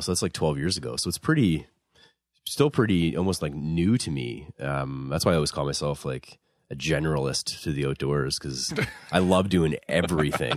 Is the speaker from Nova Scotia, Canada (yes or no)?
yes; Dartmouth, Nova Scotia, Canada; I grew up in Dartmouth